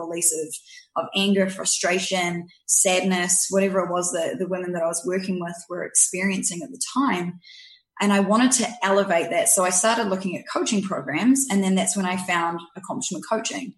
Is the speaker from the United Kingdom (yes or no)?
no; New Zealand; accent: New Zealand; also born or lived in Canada; now in Victoria, Canada; I was born here, 3 years old, moved to New Zealand, grew up there